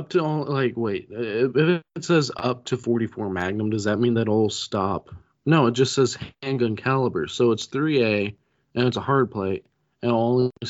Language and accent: English; Pittsburgh, Pennsylvania, United States; Hey, I'm from Pittsburgh.